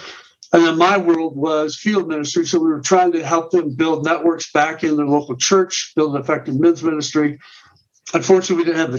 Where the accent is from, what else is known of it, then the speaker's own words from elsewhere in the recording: Canby, Oregon, United States; now in Littleton, Colorado, United States; I got older in just south of Portland, Oregon, a little town called Canby, actually.